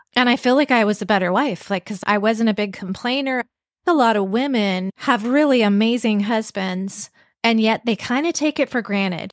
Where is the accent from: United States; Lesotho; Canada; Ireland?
Canada; Vancouver, British Columbia; I grew up in Vancouver, B C